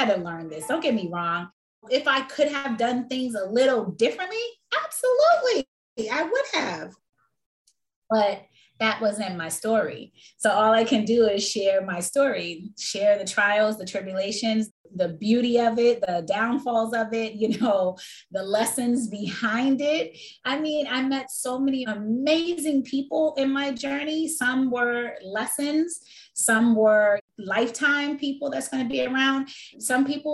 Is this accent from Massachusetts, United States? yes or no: yes; Boston, Massachusetts, United States; moved away; also born or lived in Washington, D.C.; I am originally from Boston, Massachusetts, but I spent majority of my life raising like my children and stuff in Washington, D.C.